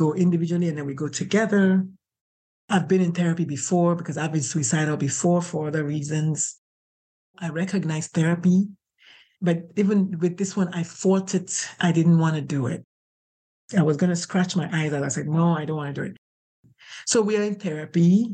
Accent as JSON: {"language": "English", "country": "Nigeria", "moved": "yes", "lives_now": "San Antonio, United States", "said": "I'm Catholic. I'm Nigerian."}